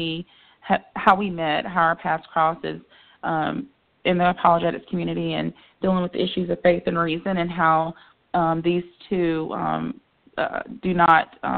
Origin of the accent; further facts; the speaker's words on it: the Carolinas, United States; living here in the Carolinas and growing up in the Carolinas